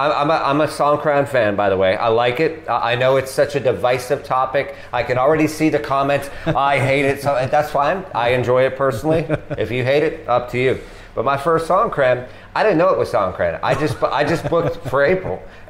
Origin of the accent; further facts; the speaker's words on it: New Hampshire, United States; also born or lived in Washington, D.C. / Florida / Texas; now in Thailand; I'm American, uh-huh. And I usually say Washington, D.C., but I was actually born in New Hampshire. And I spent some time, I don't know how well you know America, but just for people watching, spent some time in Florida, Texas, and D.C.